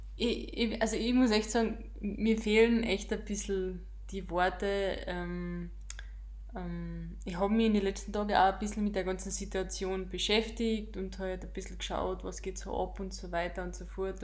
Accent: Austria; wir als Österreicher

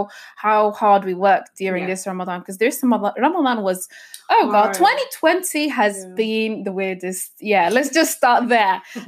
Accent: Elverum, Innlandet, Norway; born there; also born or lived in Egypt; I was born in Norway. I was born in a little town called Elverum. It's in the southern part of Norway, actually.

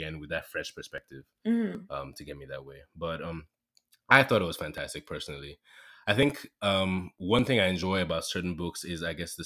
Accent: Nigeria; I am a Nigerian, currently a project manager.

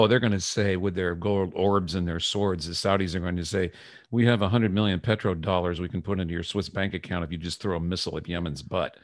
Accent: United States; as an American, a student of American history

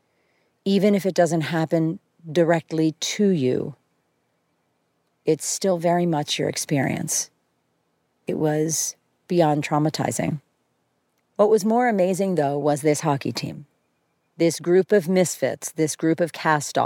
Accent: outside of Philadelphia, Pennsylvania, United States; moved away; also born or lived in San Francisco; I grew up outside of Philadelphia

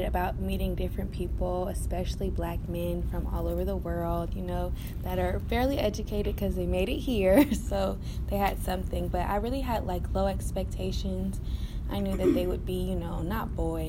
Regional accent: Philadelphia, Pennsylvania, United States; I'm coming from Philadelphia

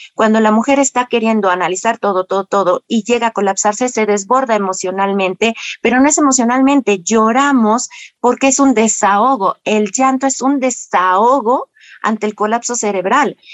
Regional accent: Mexico; por ende no traigo un catolicismo arraigado como todo mexicano

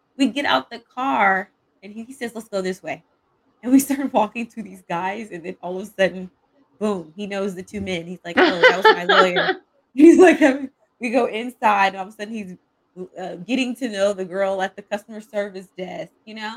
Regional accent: Edmond, Oklahoma, United States; moved away; I grew up in the Midwest in Oklahoma City. Actually, it's a suburb called Edmond.

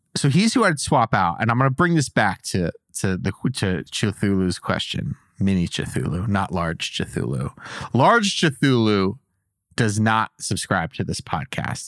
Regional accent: United States; as an American

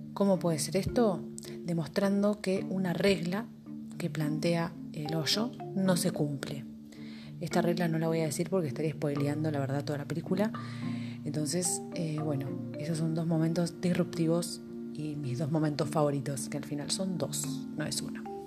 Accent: Argentina; mi país, en Argentina

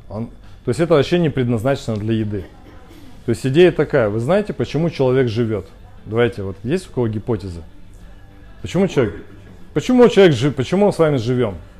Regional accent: Khabarovsk, Khabarovsk Krai, Russia; Я сам из Хабаровска

